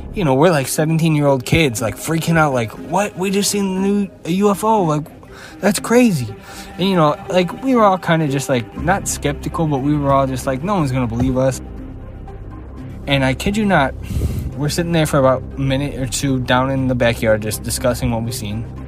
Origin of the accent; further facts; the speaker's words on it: Chicago, Illinois, United States; I'm from Chicago